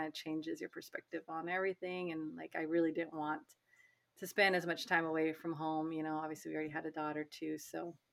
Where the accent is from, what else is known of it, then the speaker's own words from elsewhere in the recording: California, United States; also born or lived in Los Angeles, California; I'm from California originally. My family is actually in the Bay Area, but I went to UCLA